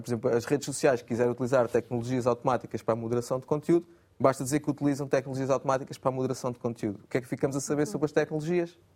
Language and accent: Portuguese; Setúbal, Portugal; also born or lived in Cuba, Alentejo; now in Amadora, Portugal; eu nasci em Cuba do Alentejo, cresci em Setúbal e agora vivo em Lisboa, na Amadora.